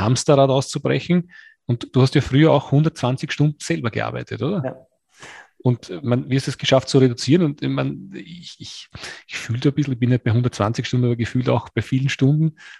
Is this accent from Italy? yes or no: no; Austria; Gefriertruhe heißt es bei uns in Österreich